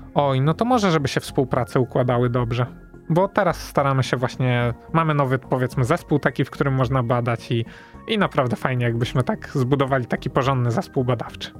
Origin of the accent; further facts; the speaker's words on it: Wrocław, Lower Silesian Voivodeship, Poland; jestem wrocławianinem rodowitym